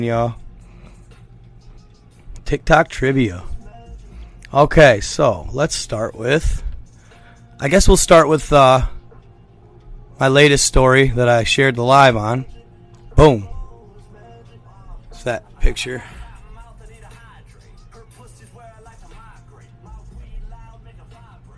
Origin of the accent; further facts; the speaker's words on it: Michigan, United States; I'm a Michigander